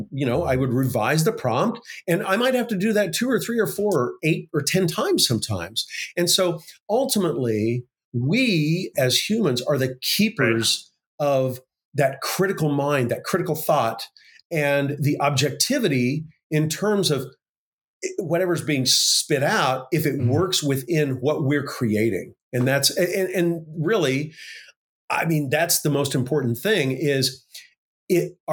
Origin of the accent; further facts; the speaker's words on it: Oklahoma, United States; this career tech school where I grew up in Oklahoma